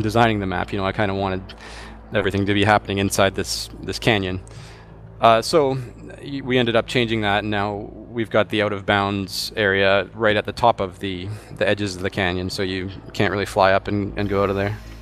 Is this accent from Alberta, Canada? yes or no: no; Vancouver, British Columbia, Canada; I'm from Vancouver